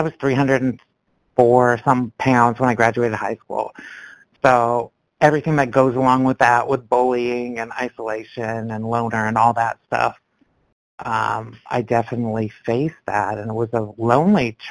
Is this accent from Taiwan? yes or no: no; Canada; now in Georgia, United States; I'm in Georgia now, but I grew up in Canada